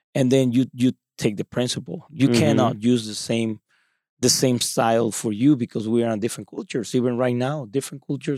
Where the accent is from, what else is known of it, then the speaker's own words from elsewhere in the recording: Mexico; English is a second language; I grew up in Mexico and that's totally different influence.